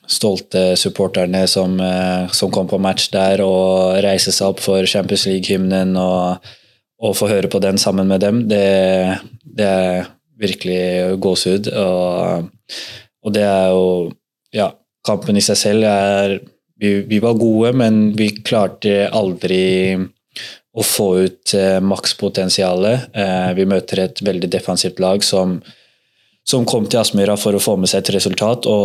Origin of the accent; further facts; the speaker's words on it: Drammen, Buskerud, Norway; moved away as an adult; now in Bodø, Norway; fra man var eh, bitte liten drittunge hjemme i Drammen